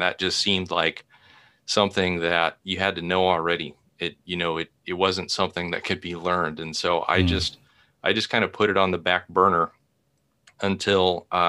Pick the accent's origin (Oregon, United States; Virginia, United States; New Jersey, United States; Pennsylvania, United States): Oregon, United States; Portland; I remember hearing about forest fires when I was young. I grew up in the Portland area, Portland, Oregon.